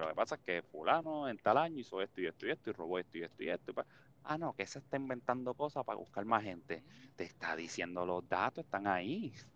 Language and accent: Spanish; Toa Alta, Puerto Rico; donde yo me crié en Toalta